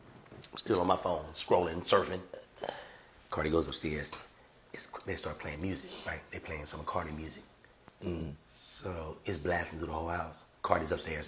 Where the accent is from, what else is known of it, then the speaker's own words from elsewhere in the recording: Louisiana, United States; I'm from Louisiana